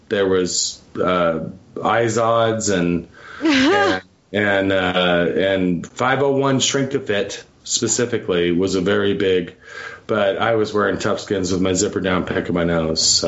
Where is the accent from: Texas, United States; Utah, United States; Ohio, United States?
Utah, United States; Bountiful; also born or lived in Pocatello, Idaho / Idaho Falls, Idaho; I moved to the great state of Utah when I was in the fifth grade